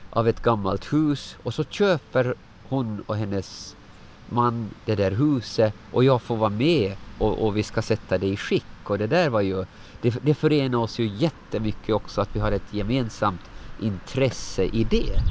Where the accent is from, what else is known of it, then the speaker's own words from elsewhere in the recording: Åland, Finland; born there; var är en tryggare plats än där jag är född på Åland?